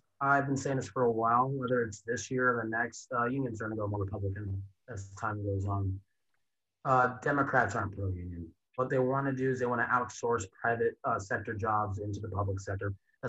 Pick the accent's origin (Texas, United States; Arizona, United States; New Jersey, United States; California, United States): Arizona, United States; I know I'm from Arizona.